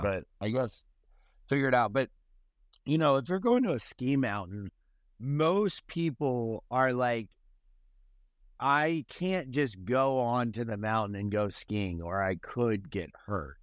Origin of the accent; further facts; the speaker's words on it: Delaware, United States; now in Charleston, United States; I'm from Delaware, which is a flat state